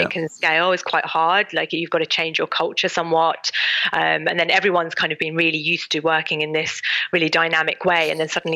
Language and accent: English; United Kingdom; as British people